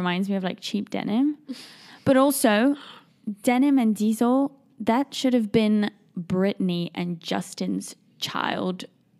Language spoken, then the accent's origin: English; England, United Kingdom; Because I'm English, I have to take into account how it sounds in English.